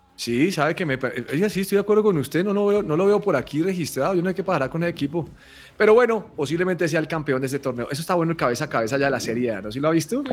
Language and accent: Spanish; Colombia; yo soy un mal colombiano